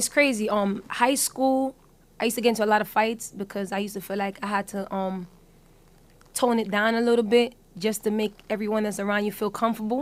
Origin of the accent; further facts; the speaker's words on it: Jamaica; growing up being Jamaican